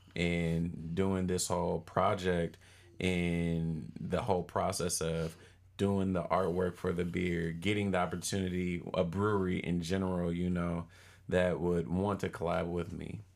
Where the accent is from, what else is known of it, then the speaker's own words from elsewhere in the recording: Oakland, California, United States; also born or lived in Charlotte, North Carolina; I'm from Oakland, born and raised